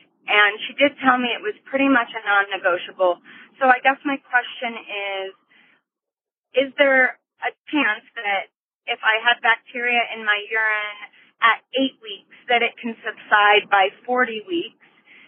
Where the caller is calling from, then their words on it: Denver, Colorado, United States; I'm calling from Denver.